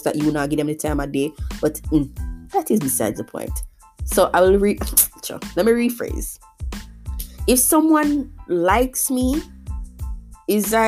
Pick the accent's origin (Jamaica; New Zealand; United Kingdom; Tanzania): Jamaica; As a Jamaican